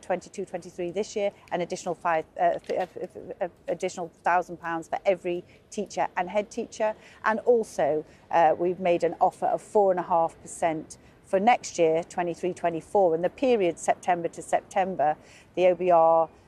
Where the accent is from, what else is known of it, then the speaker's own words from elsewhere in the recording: Liverpool, North West England, United Kingdom; he's a fellow Scouser. I'm from Liverpool